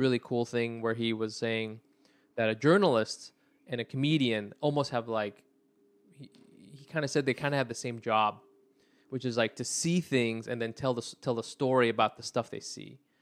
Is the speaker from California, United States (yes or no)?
yes; Anaheim, California, United States; I'm really from Orange County originally